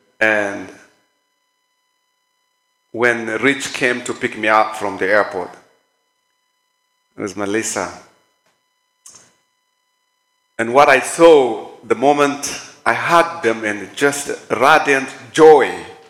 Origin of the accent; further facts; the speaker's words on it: Kenya; moved away as an adult; now in United States; Honestly, since I came from Kenya to the state, it's 5 weeks.